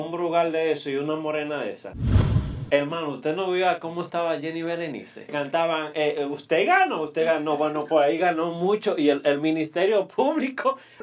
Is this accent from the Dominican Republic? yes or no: yes; Dominican Republic; como dominicano que soy